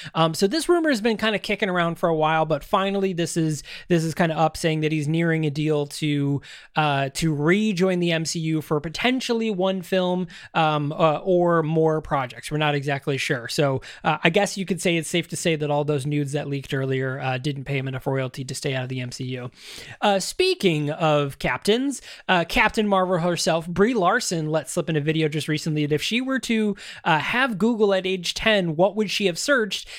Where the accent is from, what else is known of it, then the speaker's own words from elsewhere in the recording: Syracuse, New York, United States; my hometown right here in Syracuse